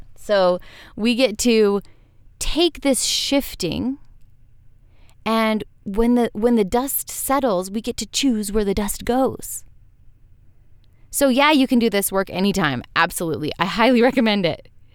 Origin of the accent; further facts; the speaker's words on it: Western United States, United States; growing up in Western United States